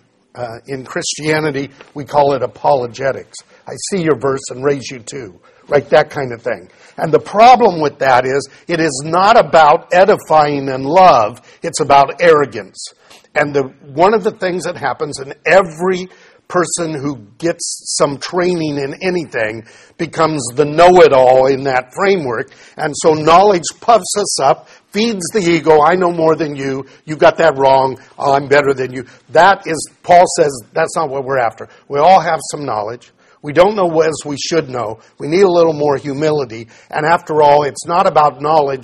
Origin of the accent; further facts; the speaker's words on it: United States; we grew up where idolatry in America simply wasn't practiced